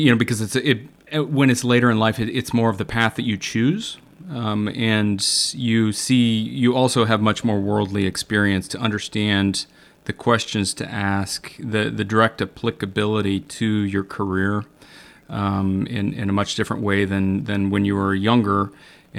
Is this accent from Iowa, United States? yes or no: yes; Iowa, United States; I grew up in Iowa, so also a Midwesterner at heart.